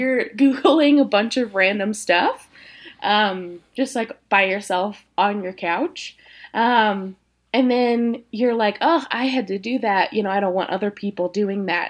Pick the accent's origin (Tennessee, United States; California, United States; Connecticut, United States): Tennessee, United States; moved away as an adult; also born or lived in Indiana; now in Colorado, United States; I'm originally from Tennessee. Spent about seven years in Indiana getting my education in psychology and, uh, education. And then came to Colorado about a couple of years ago